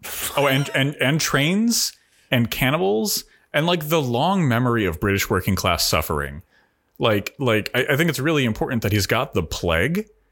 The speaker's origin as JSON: {"language": "English", "country": "United States", "said": "as an American"}